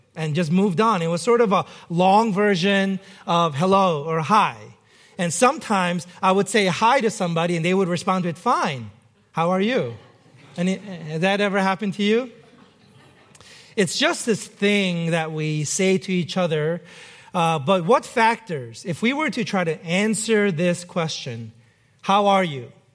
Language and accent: English; New York City, New York, United States; moved away; growing up in New York City